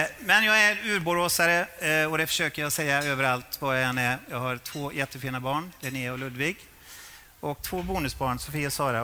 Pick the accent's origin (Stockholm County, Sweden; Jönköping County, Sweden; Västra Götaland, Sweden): Västra Götaland, Sweden; Borås; jag är från Borås.